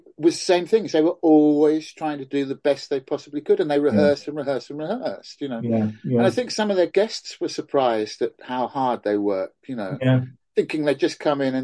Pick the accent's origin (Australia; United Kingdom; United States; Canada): United Kingdom; Oxfordshire, South East England; I grew up in Oxfordshire.